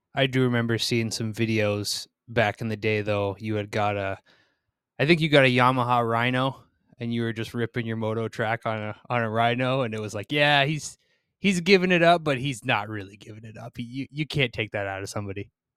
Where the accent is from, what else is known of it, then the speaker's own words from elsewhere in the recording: East Coast of the United States, United States; I grew up on the East Coast of the, of the United States